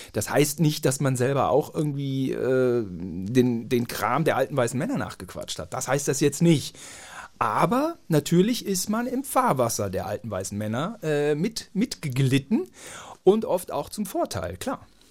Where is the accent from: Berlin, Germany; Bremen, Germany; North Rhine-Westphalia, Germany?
North Rhine-Westphalia, Germany; Gütersloh; Wir sind da gut aufgewachsen